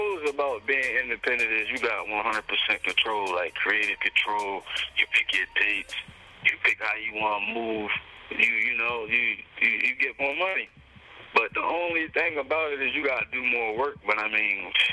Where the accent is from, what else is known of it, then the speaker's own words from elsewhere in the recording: Cambridge, Maryland, United States; I'm from Cambridge, Maryland, a small town in Maryland.